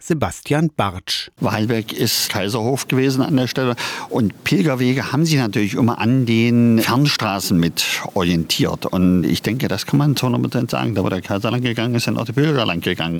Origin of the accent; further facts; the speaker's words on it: Köthen, Saxony-Anhalt, Germany; aber selber groß geworden in Köthen-Anhalt mit der Jakobskirche